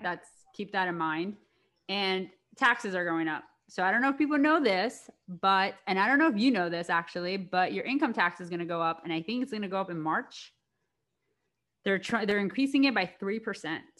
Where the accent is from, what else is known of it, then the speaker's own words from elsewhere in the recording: Maryland, United States; moved away as an adult; now in Los Angeles, United States; I'm from Maryland, so I'm an East Coast girl